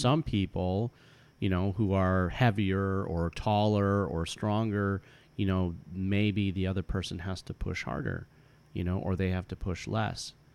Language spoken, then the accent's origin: English; United States; I was born here in the United States, and I was raised in a kind of white suburban community.